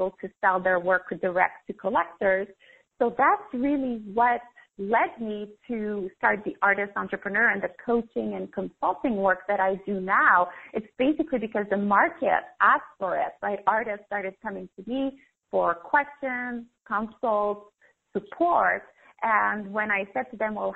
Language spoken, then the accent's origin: English; Canada; moved away as an adult; also born or lived in Paris, France; I'm Canadian. So I left everything, my job, my condo, my family, my friends, and I moved to Europe, Paris